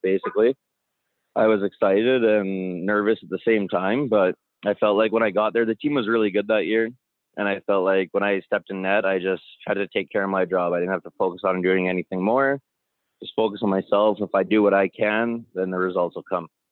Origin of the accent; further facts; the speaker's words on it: Calgary, Alberta, Canada; also born or lived in Comox, British Columbia; born in Comox, but I grew up mostly in Calgary. I moved to Calgary when I was about three with my mom